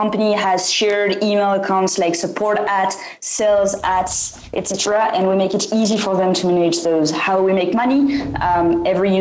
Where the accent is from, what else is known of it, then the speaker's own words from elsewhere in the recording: France; English is a second language; moved away as an adult; now in San Francisco, United States; I was raised in France. I think you can hear my accent